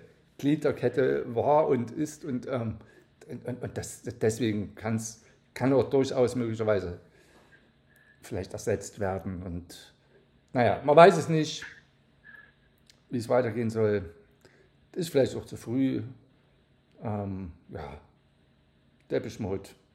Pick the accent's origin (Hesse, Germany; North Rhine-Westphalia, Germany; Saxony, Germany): Saxony, Germany; hier in, bei uns in Sachsen